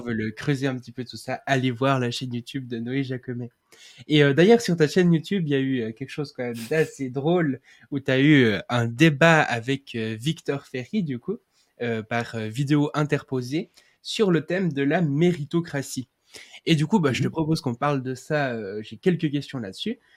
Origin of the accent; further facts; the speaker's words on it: Switzerland; je suis suisse